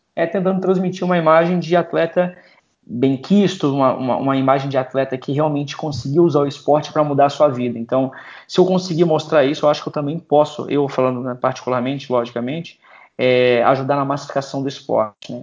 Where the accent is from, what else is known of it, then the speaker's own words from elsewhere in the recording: Florianópolis, Santa Catarina, Brazil; Eu sou lá de Floripa